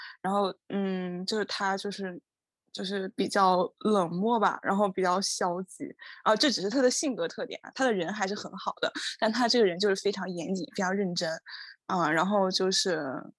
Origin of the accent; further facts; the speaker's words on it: China; moved away as an adult; now in Japan; 整个年级只有我一个中国人这一届